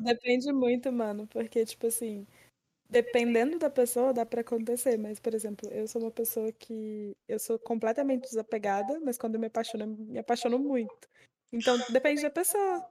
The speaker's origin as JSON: {"language": "Portuguese", "region": "Minas Gerais", "country": "Brazil", "said": "eu sou mineira"}